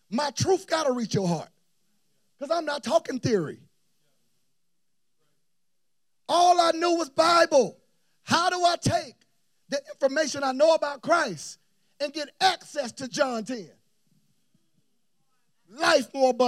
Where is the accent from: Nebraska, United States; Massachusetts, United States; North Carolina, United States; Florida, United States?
Florida, United States; Tallahassee; moved away as an adult; now in Atlanta, United States; I'm leaving from Tallahassee, Florida, pastoring my parents' church